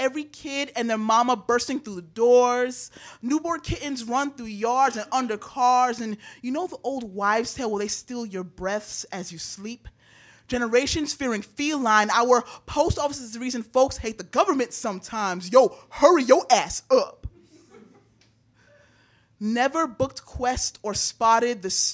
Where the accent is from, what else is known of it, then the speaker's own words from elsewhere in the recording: New York City, New York, United States; I was born and raised in Brooklyn, New York